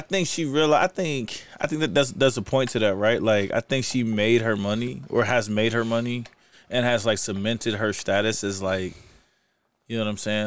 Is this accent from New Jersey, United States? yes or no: no; Kansas City, Missouri, United States; moved away as an adult; also born or lived in St. Louis, Missouri; now in Utah, United States; I'm from Kansas City. I moved to Saint Louis when I was twelve